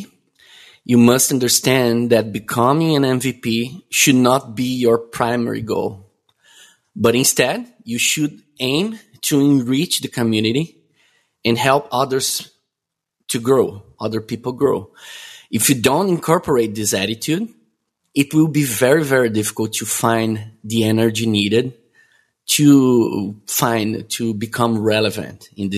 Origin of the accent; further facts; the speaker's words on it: Florianópolis, Santa Catarina, Brazil; I'm born and raised in Brazil, where I still currently live, in a city called Florianópolis